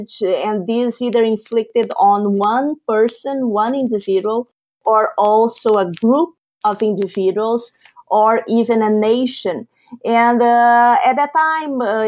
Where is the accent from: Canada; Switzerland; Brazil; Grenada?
Brazil; moved away; I am a Brazilian of origin. I was born and raised in Brazil